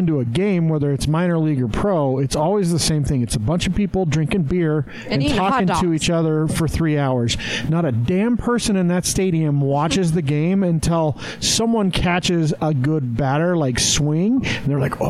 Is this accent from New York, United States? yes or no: no; Green River, Wyoming, United States; now in Utah, United States; I know where I grew up in Green River, Wyoming, which has, like, the third largest switching station in the U.S.